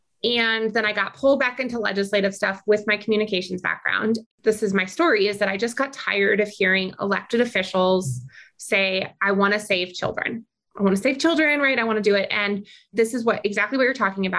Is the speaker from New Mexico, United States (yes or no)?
yes; New Mexico, United States; I grew up in New Mexico. I've lived here my whole life.